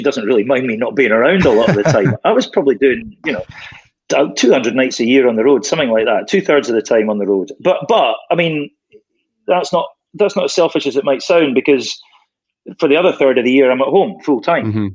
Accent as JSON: {"language": "English", "region": "Scotland", "country": "United Kingdom", "moved": "as an adult", "said": "I came back to Scotland when my daughter hit high school age."}